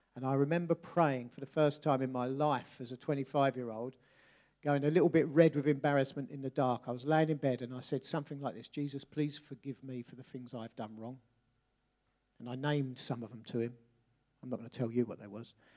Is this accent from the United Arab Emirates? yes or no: no; Bexley, London, United Kingdom; I grew up in Bexley, South, sort of, just southeast London, northwest Kent.